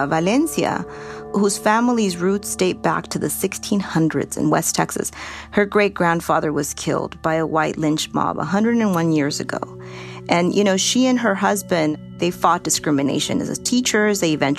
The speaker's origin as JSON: {"language": "English", "country": "El Salvador", "tie": "born or raised there", "moved": "yes", "lives_now": "Los Angeles, United States", "said": "I was born in El Salvador."}